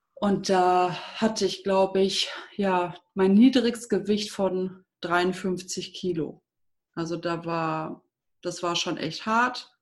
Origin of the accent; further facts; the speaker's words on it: Düsseldorf, North Rhine-Westphalia, Germany; now in Minden, Germany; Ich bin in Düsseldorf aufgewachsen und bin mit 19 nach dem Abi zu meinem Freund damals, damaligen Freund, nach Minden gezogen.